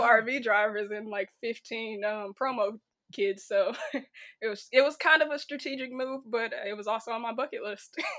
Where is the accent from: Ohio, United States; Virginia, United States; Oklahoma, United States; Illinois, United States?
Illinois, United States; right outside of Chicago; moved away; I'm originally from Illinois, right outside of Chicago, about fifteen minutes